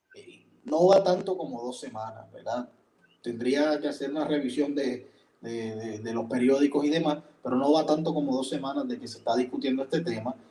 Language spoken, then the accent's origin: Spanish; Puerto Rico; los puertorriqueños no pagamos, entre otras cosas, income tax